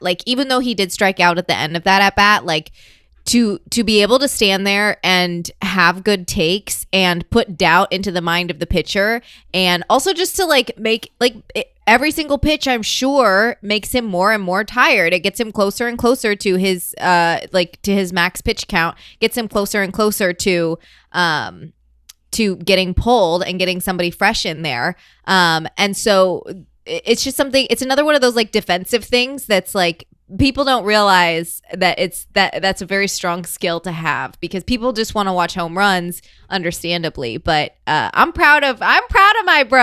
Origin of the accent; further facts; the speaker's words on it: Iowa, United States; accent: Iowa; I do say milk. Um, that's the Iowa thing